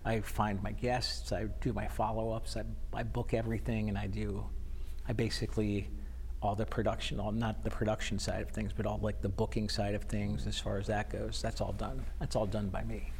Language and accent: English; Connecticut, United States; also born or lived in Florida; I actually am, was not born in Connecticut. I was born in Florida. My mom and dad went down to Florida with my brother, my sister, and the dog